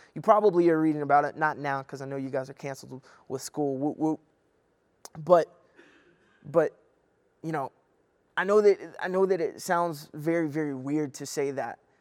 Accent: Kentucky, United States; I'm from Kentucky

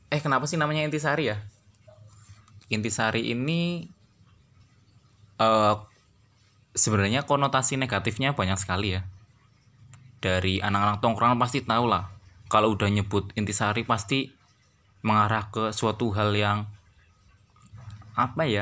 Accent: Purwokerto, Central Java, Indonesia; Saya orang Purwokerto dan saat ini sedang menempuh kuliah di salah satu universitas di kota Purwokerto.

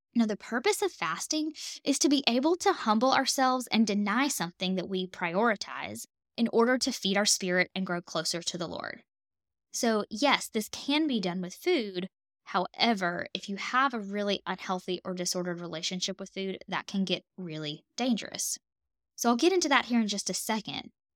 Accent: the South, United States; I'm a Southern girl. I'm from the South

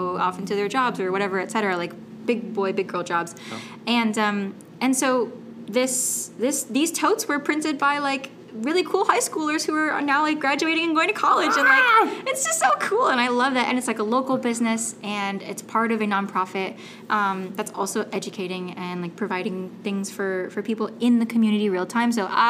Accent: West Coast, United States; Again, look, I'm from the West Coast, right? Like, it's hot out there, but humidity...

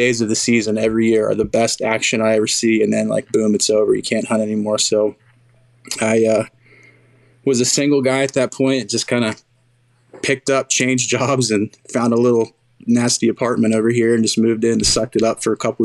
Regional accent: Western Pennsylvania, United States; also born or lived in Southeast Ohio; now in Ohio, United States; I was born and raised in Western PA

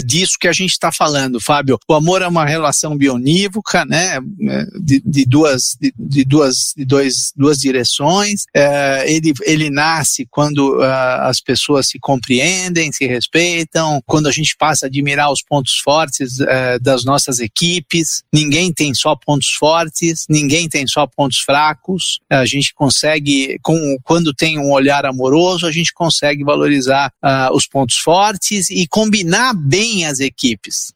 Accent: Santo André, São Paulo, Brazil; born or raised there; Portuguese is a second language; also born or lived in Italy

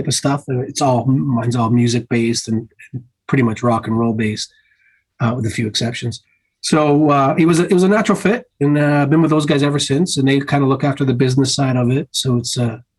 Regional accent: Canada; us being Canadian

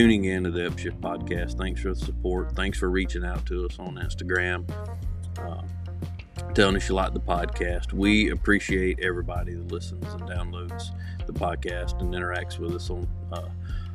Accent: South Carolina, United States; my hometown in Calpin, South Carolina

